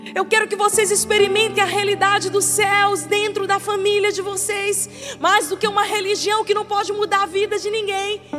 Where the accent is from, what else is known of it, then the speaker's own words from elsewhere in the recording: Maranhão, Brazil; now in Teresina, Brazil; eu sou maranhense, mas eu abracei essa terra como minha